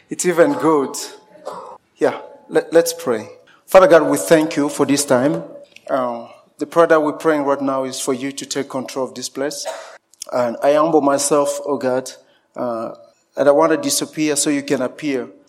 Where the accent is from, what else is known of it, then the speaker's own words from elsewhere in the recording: DR Congo; born there; also born or lived in Zimbabwe; So I was born in Congo, and I, I had a chance to, to walk around so many uh, part of the Congo.